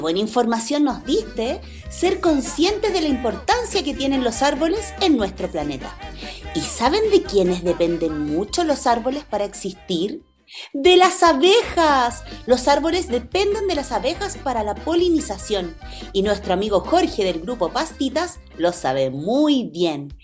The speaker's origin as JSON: {"language": "Spanish", "country": "Chile", "said": "quienes somos de Chile"}